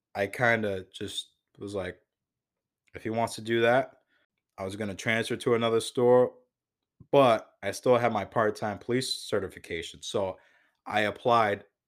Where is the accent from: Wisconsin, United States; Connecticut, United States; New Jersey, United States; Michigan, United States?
Connecticut, United States; Waterbury; also born or lived in New Hampshire; I was born and raised in Waterbury, Connecticut